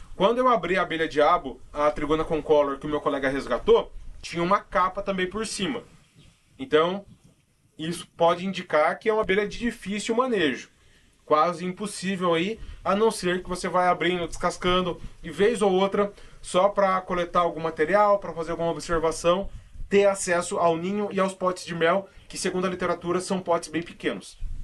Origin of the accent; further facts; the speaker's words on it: São Paulo, Brazil; eu sou de São Paulo